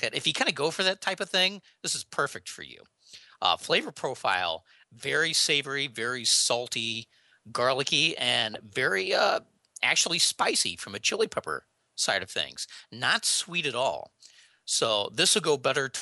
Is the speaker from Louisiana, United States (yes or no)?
no; St. Louis, Missouri, United States; I'm from the St. Louis, Missouri area